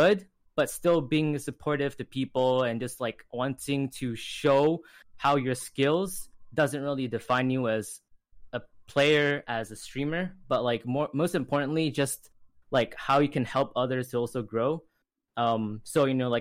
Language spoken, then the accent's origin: English; British Columbia, Canada; I'm from Canada, BC, and currently I am in high school